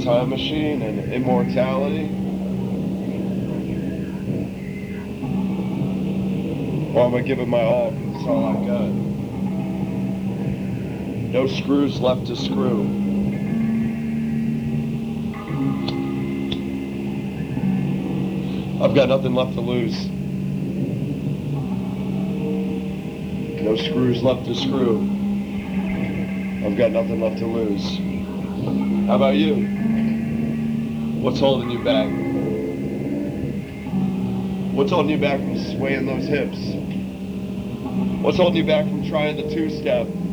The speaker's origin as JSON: {"language": "English", "town": "Gainesville", "region": "Florida", "country": "United States", "tie": "born or raised there", "said": "I was born in Gainesville, Florida. I grew up on 15 acres."}